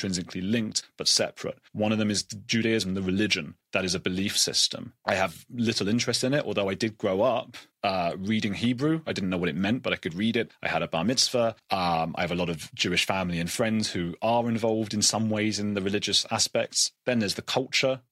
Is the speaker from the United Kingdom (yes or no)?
yes; United Kingdom; being British